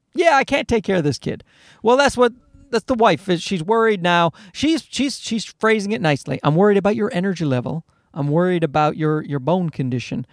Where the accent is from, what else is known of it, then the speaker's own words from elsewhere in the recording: Newfoundland and Labrador, Canada; I grew up in Newfoundland, where they don't speak English well